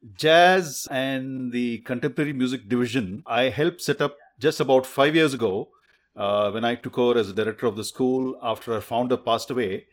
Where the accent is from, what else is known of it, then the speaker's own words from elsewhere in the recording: Bangalore, Karnataka, India; also born or lived in Mysore; up in Bengaluru. Although I was born in Mysore, uh, it's, uh, another city close to Bangalore.